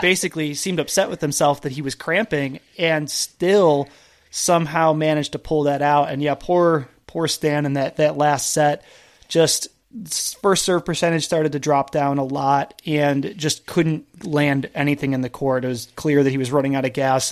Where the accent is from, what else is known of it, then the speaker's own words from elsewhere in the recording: East Coast, United States; also born or lived in Canada; now in California, United States; I grew up on the East Coast